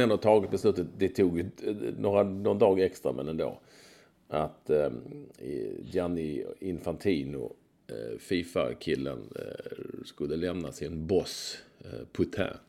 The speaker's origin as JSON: {"language": "Swedish", "town": "Malmö", "region": "Skåne", "country": "Sweden", "tie": "born or raised there", "said": "när jag var liten på Lindängen."}